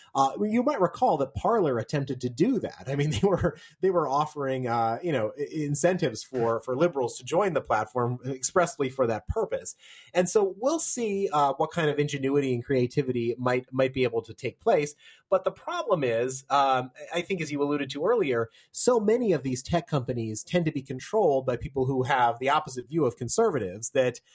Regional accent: Virginia, United States; in my home state of Virginia

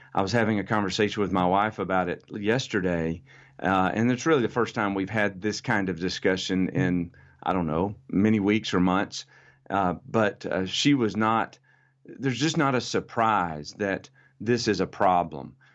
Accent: United States; I'm American

